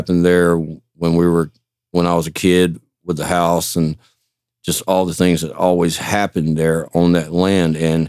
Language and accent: English; Knoxville, Georgia, United States; moved away; my hometown of Knoxville, Roberta, Crawford County area, in my hometown